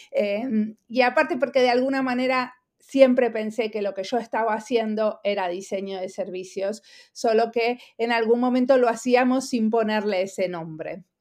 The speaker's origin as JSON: {"language": "Spanish", "country": "Argentina", "moved": "yes", "lives_now": "Finland", "said": "hace 23 años que vivo en perdón, que vivo en Finlandia, soy argentina."}